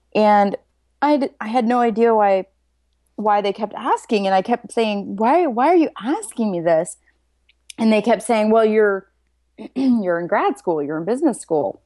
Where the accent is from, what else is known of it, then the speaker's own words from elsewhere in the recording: Nebraska, United States; moved away as an adult; now in San Diego, United States; I'm from Nebraska, and I live in San Diego now. So I moved out here about 12 years ago